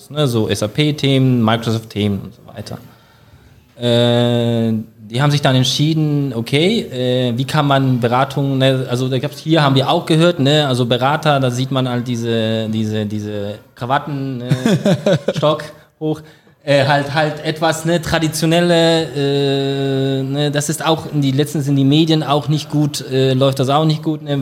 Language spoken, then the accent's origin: German; Denmark; German is a second language; also born or lived in Iceland; now in Germany; ich bin äh, in Dänemark aufgewachsen. Ich bin in 2011 nach Deutschland gekommen.